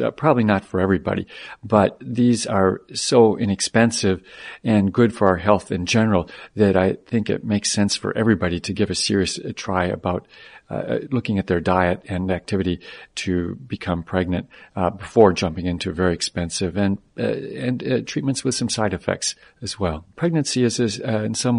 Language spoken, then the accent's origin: English; Michigan, United States; moved away; I grew up in Michigan